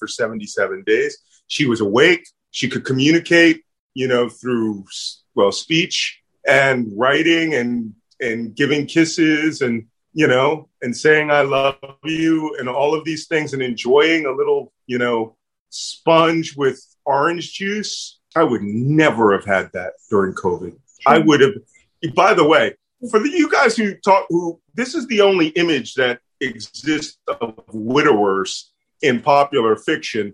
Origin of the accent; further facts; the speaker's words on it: Philadelphia, Pennsylvania, United States; accent: Philly; my Philly accent